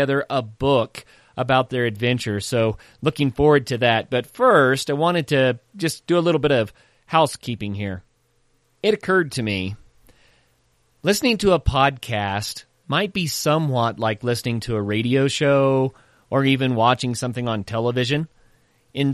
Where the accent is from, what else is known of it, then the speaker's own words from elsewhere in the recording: Tahlequah, Oklahoma, United States; I grew up in Tahlequah, Oklahoma